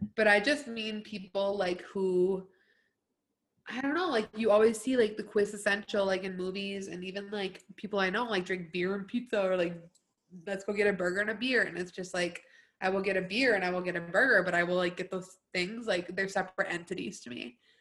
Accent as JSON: {"language": "English", "country": "United States", "said": "we're American"}